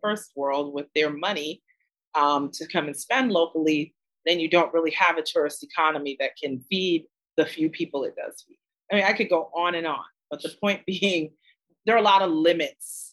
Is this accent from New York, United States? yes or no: yes; New York, United States; growing up in New York. Everybody was a migrant from somewhere. You know, in my neighborhood in the Bronx